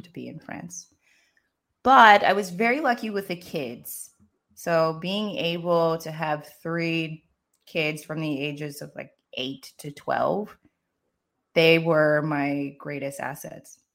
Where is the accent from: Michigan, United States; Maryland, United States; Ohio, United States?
Maryland, United States; moved away as an adult; also born or lived in Los Angeles / Paris; now in Barcelona, Spain; I grew up in the States. I grew up in Maryland